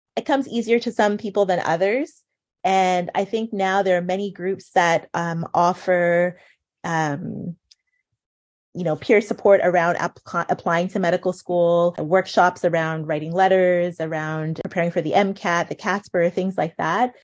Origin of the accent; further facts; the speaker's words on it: Montreal, Quebec, Canada; now in Ottawa, Canada; when I was growing up in Montreal